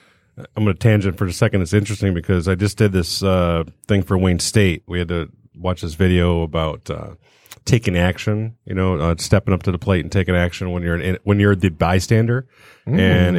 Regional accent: South Australia, Australia; growing up in the South Australia.

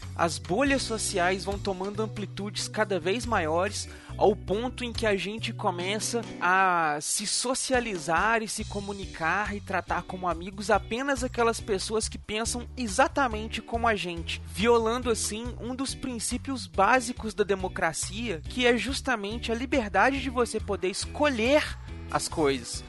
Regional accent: Brazil; nós brasileiros temos a capacidade de querer uma coisa

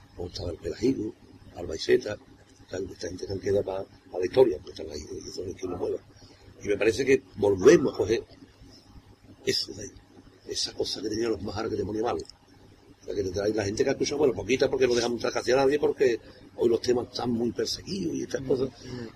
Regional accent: Cádiz, Andalusia, Spain; Yo soy Cádiz

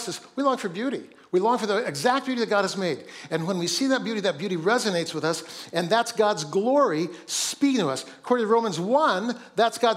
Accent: Seattle, Washington, United States; also born or lived in Oakland; my hometown of Seattle

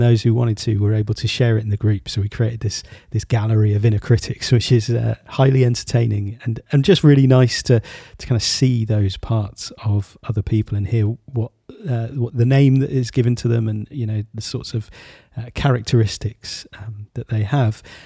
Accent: United Kingdom; as a, as a Brit.

